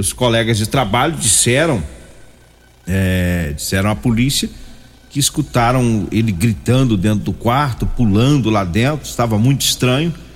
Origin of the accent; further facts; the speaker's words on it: Goiás, Brazil; sou goiano. Goiano fala gueroba.